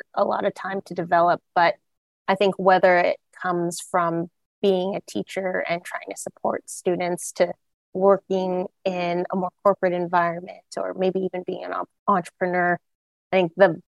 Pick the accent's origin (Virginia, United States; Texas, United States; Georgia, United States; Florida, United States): Texas, United States; Arlington; moved away as an adult; also born or lived in East Coast / West Coast / Philadelphia / Los Angeles; I'm originally from Arlington, Texas